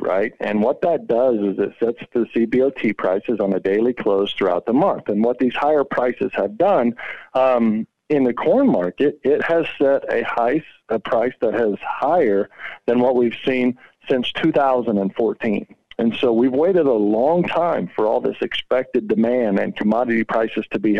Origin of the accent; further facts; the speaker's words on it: Oklahoma, United States; moved away; also born or lived in Northwest Kansas; I grew up in Oklahoma and later transitioned into Northwest Kansas